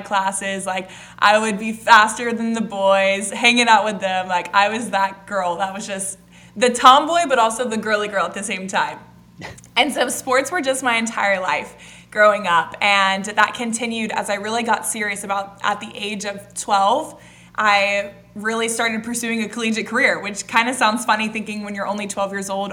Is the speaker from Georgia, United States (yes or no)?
yes; Atlanta, Georgia, United States; I was born and raised in Atlanta, Georgia